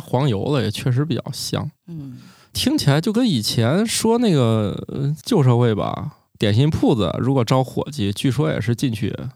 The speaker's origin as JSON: {"language": "Chinese", "town": "Zhengzhou", "region": "Henan", "country": "China", "tie": "born or raised there", "also_born_or_lived": "Xi'an", "moved": "as an adult", "said": "虽然我是个出生在郑州的河南人，但是我们家其实是东北人，我从小很少接触到面食"}